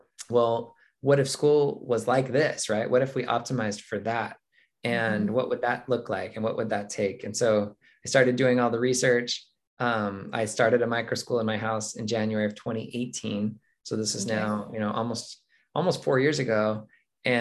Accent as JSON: {"language": "English", "town": "Mesa", "region": "Arizona", "country": "United States", "tie": "born or raised there", "said": "moved back to my hometown of Mesa, Arizona"}